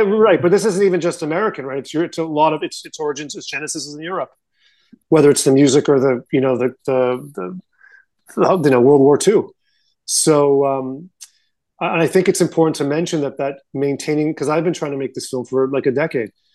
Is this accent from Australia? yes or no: no; Canada